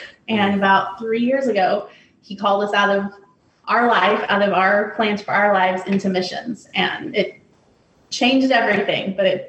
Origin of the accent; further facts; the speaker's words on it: Missouri, United States; also born or lived in Texas; I was born in Texas, and then my family moved here to Missouri. So I've lived most of my life, my adult life, here in Missouri.